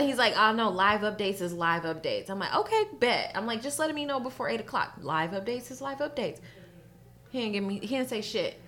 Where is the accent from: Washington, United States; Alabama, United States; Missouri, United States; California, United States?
California, United States; born and raised in Cali